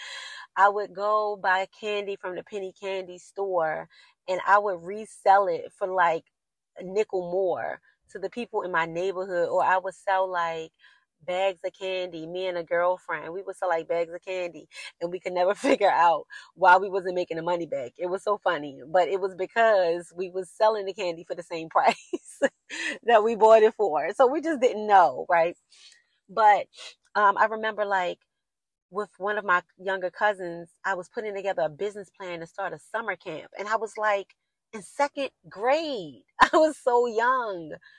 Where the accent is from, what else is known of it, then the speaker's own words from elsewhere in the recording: Baltimore, Maryland, United States; I'm from Baltimore City and like the inner city. I grew up in the inner city.